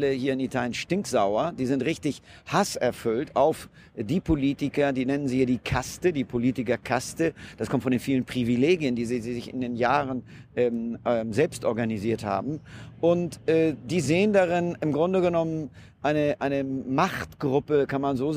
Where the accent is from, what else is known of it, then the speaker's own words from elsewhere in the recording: Germany; now in Italy; natürlich als Deutscher versucht man erstmal auch die, die, die schönen Seiten des Landes zu genießen.